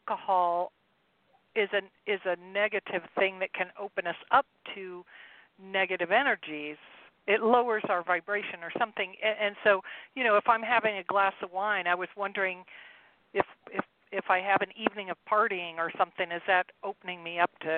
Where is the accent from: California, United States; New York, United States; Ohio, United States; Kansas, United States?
Ohio, United States; Cleveland; I'm from just outside Cleveland, Ohio